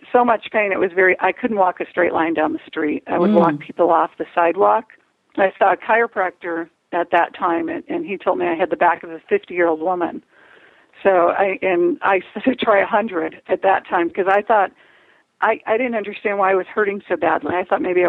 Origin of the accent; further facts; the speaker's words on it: Chicago, Illinois, United States; I grew up in Chicago, and I have four brothers